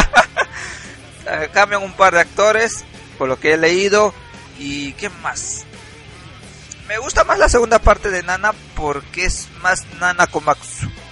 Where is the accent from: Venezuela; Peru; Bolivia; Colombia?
Peru; Soy un peruano pobre